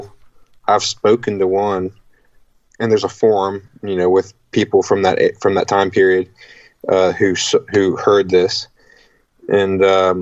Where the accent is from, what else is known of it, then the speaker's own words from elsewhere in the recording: Virginia, United States; I'm from Virginia, and we have like four rivers here